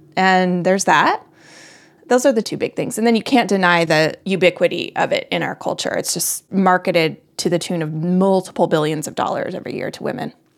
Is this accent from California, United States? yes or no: no; Colorado, United States; also born or lived in north of Boston, Massachusetts; now in Boston area, United States; I live just north of Boston. I'm from Colorado.